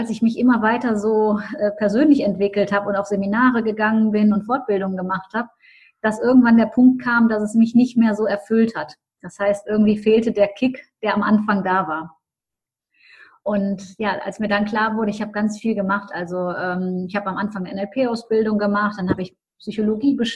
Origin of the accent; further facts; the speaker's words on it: Düsseldorf, North Rhine-Westphalia, Germany; Ich komme aus Düsseldorf, habe auch meine Coaching-Praxis in Düsseldorf arbeite inzwischen auch international.